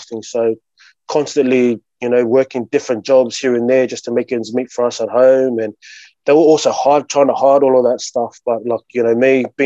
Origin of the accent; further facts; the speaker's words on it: Sydney, New South Wales, Australia; I've always grown up in Sydney, man, you know, like with myself, a Tongan background, but I was born in Australia